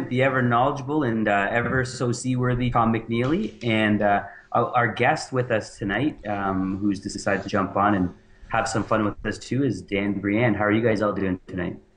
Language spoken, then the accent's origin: English; Kitchener, Ontario, Canada; born or raised there